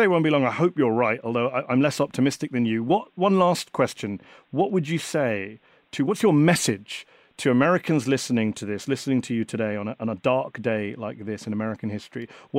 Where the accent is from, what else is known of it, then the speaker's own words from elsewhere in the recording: United Kingdom; moved away as an adult; now in United States; I'm a British Muslim. Right. I moved here 3 years ago